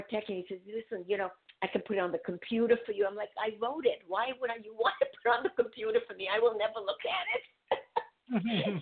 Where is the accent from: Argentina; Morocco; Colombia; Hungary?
Hungary; Budapest; moved away; I'm from Budapest